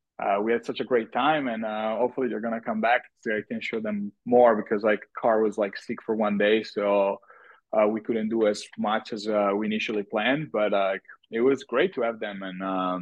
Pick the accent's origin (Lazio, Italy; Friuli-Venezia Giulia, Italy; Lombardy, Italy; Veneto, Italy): Veneto, Italy; Verona; I mean, I love my city. I always loved my city since I was a kid. You know, this is the city of Romeo and Juliet.